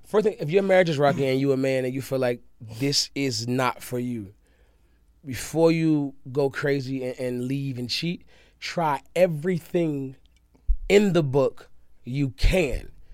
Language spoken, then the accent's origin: English; the South, United States; where in my roots, where I'm raised, it's from, came from the South.